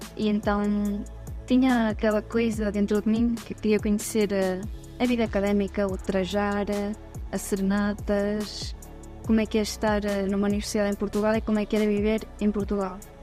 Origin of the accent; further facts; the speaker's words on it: Andorra; Portuguese is a second language; por crescer em Andorra